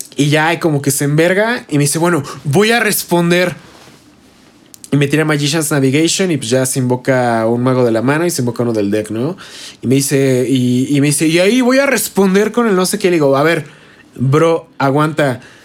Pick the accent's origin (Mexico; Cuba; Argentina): Mexico; Toluca, State of Mexico; nosotros somos de Toluca